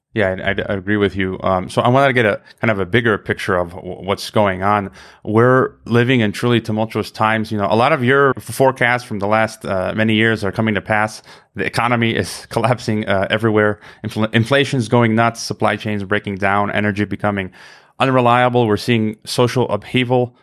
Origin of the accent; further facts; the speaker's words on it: United States; I was born in America